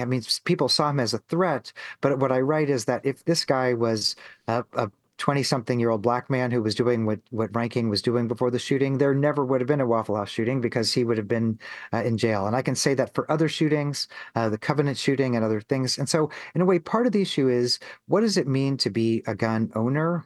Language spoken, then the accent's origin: English; Missouri, United States; I grew up in Missouri